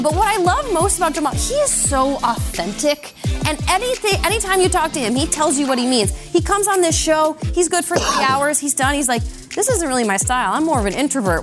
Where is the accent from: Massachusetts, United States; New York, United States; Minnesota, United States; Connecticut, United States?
Minnesota, United States; growing up in Minnesota, I remember watching the Vikings a, in the '90s as a kid